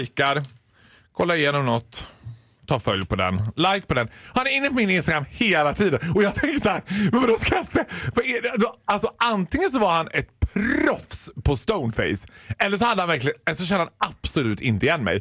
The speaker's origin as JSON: {"language": "Swedish", "town": "Borlänge", "region": "Dalarna County", "country": "Sweden", "tie": "born or raised there", "said": "Jag är född och uppvuxen i Borlänge."}